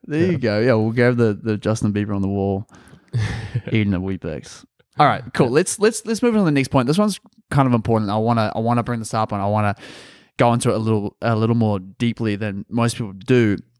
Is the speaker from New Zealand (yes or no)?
yes; New Zealand; We actually, like, growing up in New Zealand, it was always, like, I don't know if you had this in Australia as well